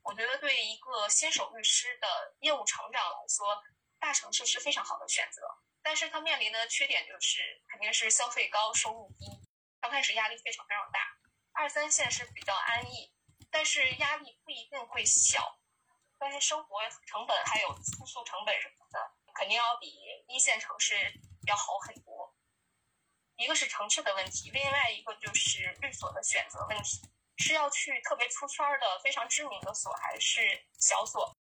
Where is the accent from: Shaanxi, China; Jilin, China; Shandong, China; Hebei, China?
Jilin, China; Changchun; also born or lived in Beijing; 正好那个时候北京本科生没有办法办理执业，我就借着这个理由回到了我的家乡长春。长春虽然是一个比较不发达的城市，但是它我觉得特别温暖